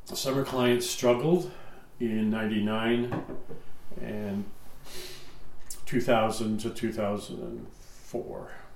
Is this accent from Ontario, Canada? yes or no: yes; Stouffville, Ontario, Canada; also born or lived in Welland, Ontario; I grew up in Stouffville, which is an hour away